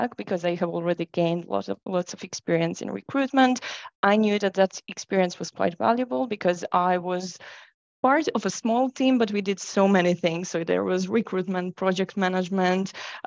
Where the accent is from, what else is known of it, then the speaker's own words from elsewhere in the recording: Croatia; moved away as an adult; I've started my career in Croatia, which is my home country